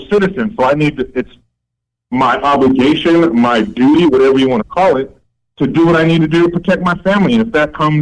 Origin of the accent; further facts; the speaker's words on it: United States; I'm an American